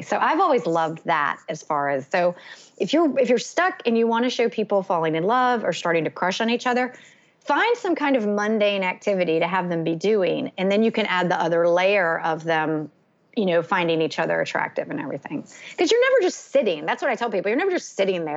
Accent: North Carolina, United States; also born or lived in Evanston, Illinois; I still live in my hometown

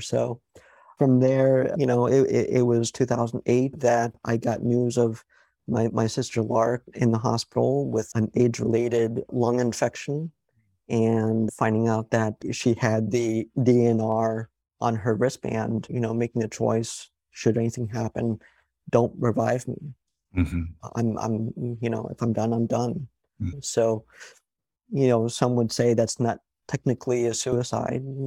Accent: Connecticut, United States; also born or lived in New York; I was raised in New York and Connecticut

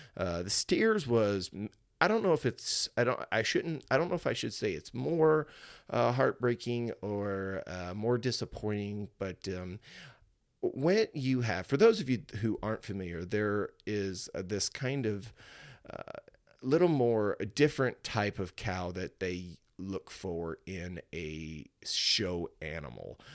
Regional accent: Cuba, Missouri, United States; it's the fair that I grew up showing at, It's the fair I grew up attending. Uh, it's in my hometown of Cuba, Missouri

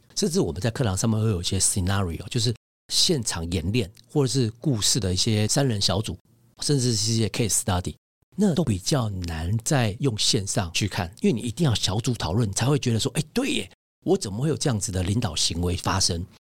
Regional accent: Taiwan; moved away; also born or lived in London; 所以那个时候在伦敦职业一段时间以后，我就想要回来台湾

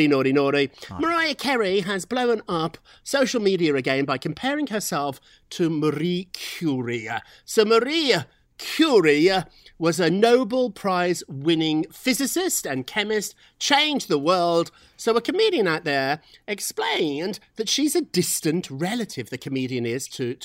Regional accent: United Kingdom; now in United States; when I was growing up in Britain

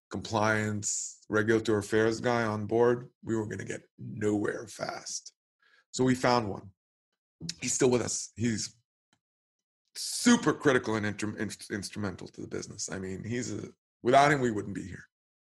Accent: Israel; Mezu means cash in Hebrew. Actually, it's the first two syllables of the word cash. Obviously, I'm from Israel.

